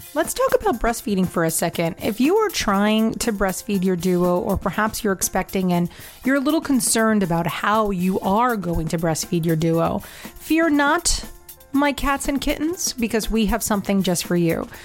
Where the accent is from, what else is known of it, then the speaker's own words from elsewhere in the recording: New York, United States; as a New Yorker